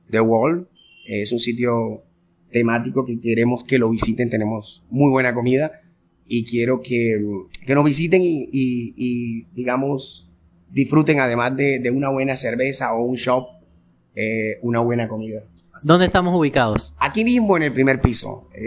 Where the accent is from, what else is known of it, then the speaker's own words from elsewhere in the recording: Sincelejo, Sucre, Colombia; Yo soy de aquí y la verdad siempre he vivido aquí. Me encanta mi pueblo. Me encanta Cincelejo.